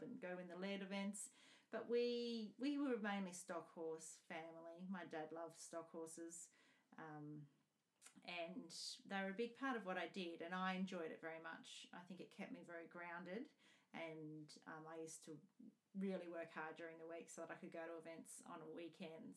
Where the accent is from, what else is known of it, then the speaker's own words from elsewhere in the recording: Scone, New South Wales, Australia; also born or lived in Armidale; I was born in Scone, Paxton, and my family owned a property and up at Tymore. My dad managed a property up there, Ballarang. And I grew up there